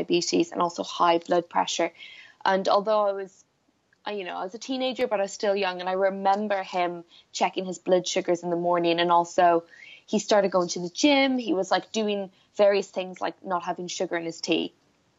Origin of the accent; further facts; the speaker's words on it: Blackrock, Leinster, Ireland; I grew up in Ireland on the East Coast in a place called Black Rock, which is like a little fishing village